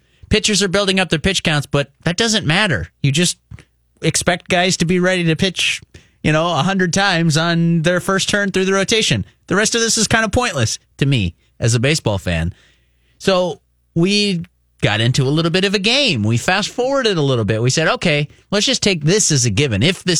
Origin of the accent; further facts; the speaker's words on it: Minnesota, United States; growing up in Minnesota